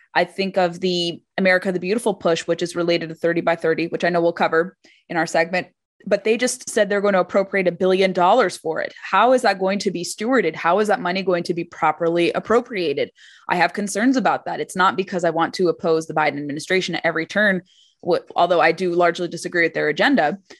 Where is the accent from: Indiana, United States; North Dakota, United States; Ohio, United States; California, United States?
California, United States; growing up in California